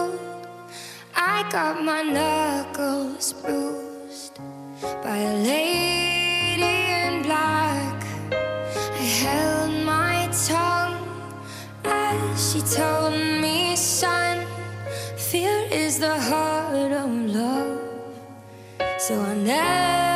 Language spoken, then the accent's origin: English; New Jersey, United States; moved away; I'm from New Jersey